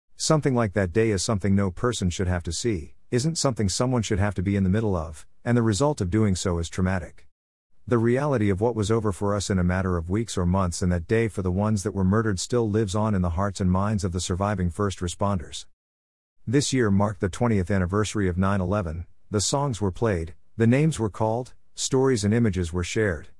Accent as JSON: {"language": "English", "country": "Canada", "said": "being Canadian"}